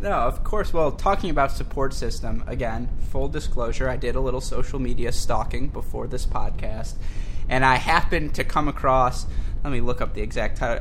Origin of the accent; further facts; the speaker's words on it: Michigan, United States; born and raised in Michigan